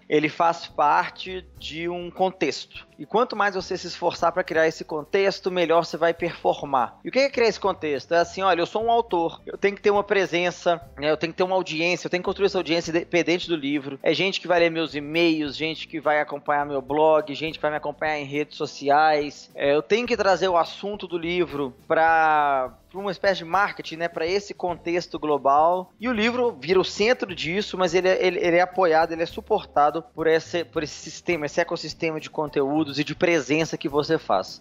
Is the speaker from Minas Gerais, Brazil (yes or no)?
yes; Belo Horizonte, Minas Gerais, Brazil; eu sou mineiro, né? Eu sou de Belo Horizonte